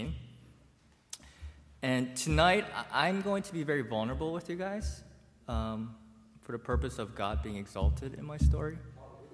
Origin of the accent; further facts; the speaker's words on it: United States; I grew up in a bubble. I grew up in Montgomery County